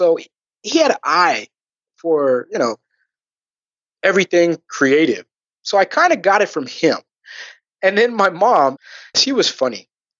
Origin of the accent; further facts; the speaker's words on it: Riverside, California, United States; Riverside, California.